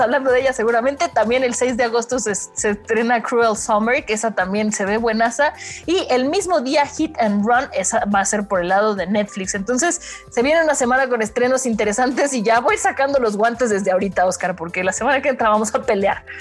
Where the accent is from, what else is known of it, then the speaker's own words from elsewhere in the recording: Mexico; a nosotros como mexicanos